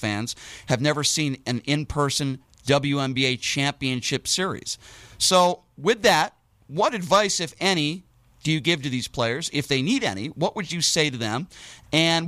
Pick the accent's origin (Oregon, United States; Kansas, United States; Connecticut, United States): Connecticut, United States; now in Las Vegas, United States; I grew up in Connecticut.